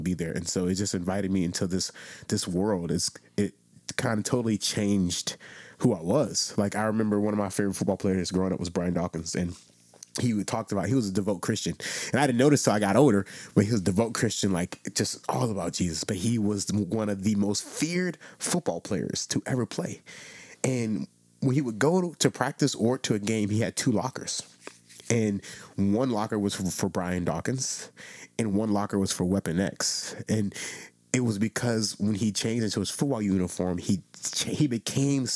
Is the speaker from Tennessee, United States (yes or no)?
no; South Florida, United States; I was born in South Rancho, Florida, South Florida, small church. My grandmother's church was probably 30 people